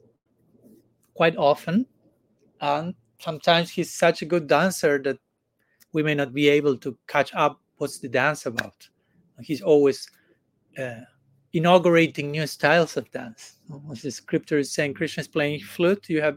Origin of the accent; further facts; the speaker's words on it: Argentina; now in India; I come from Argentina. I was born in Argentina. I don't come from Argentina now. I'm coming from India, but I was born in Argentina.